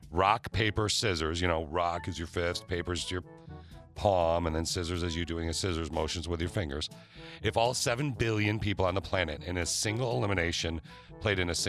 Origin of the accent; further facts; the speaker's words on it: Okemos, Michigan, United States; I grew up in Okemos, which is a suburb of Lansing, Michigan